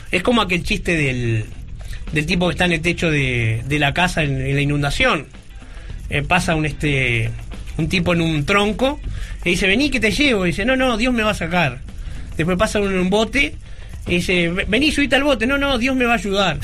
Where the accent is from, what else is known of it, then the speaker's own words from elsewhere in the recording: Uruguay; algo que no es de nuestra realidad como uruguayos